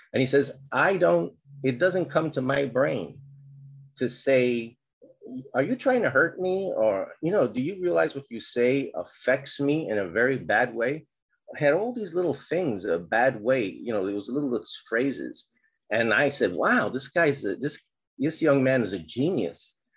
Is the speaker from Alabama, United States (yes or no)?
no; New York City, New York, United States; I was born in the South Bronx during a period of um, a lot of violence. I'm Puerto Rican